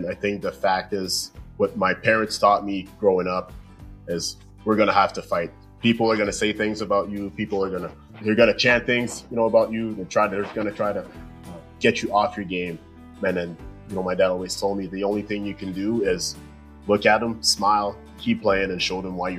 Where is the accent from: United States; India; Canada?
Canada; La Prairie, Quebec; my hometown in La Prairie in Montreal, close to Montreal there.